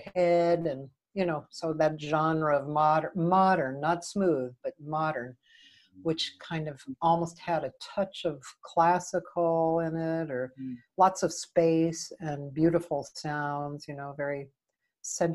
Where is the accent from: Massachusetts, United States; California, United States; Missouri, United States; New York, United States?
Massachusetts, United States; Newton; moved away as an adult; now in Los Angeles, United States; I grew up in Boston, and I was there until I was about 21. I grew up in Newton, which is a suburb not that far out of Boston